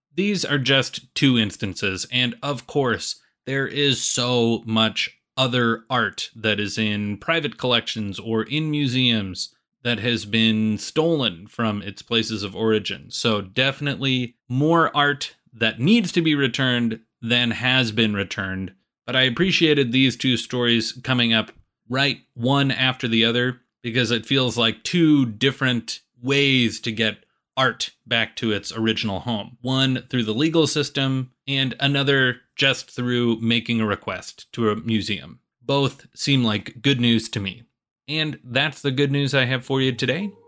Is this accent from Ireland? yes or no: no; Illinois, United States; my home state of Illinois